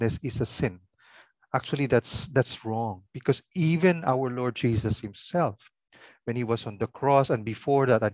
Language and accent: English; Ilocos Region, Philippines; first language Pangasinan; English is a second language; my language is called Pangasinan, from that province, Pangasinan